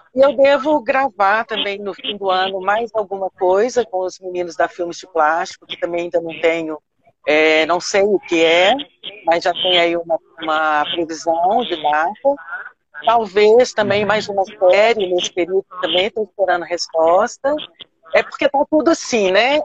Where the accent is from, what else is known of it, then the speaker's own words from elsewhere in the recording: Belo Horizonte, Minas Gerais, Brazil; eu sou mineira, que eu sou de Belo Horizonte